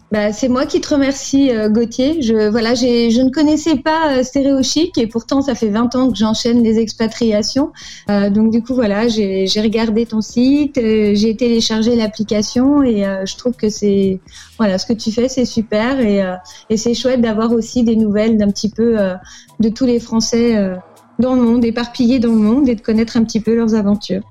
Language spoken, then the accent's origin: French; Paris, Île-de-France, France; moved away as an adult; also born or lived in Angola; now in United States; je, suis née à Paris. J'ai grandi, j'ai grandi à Paris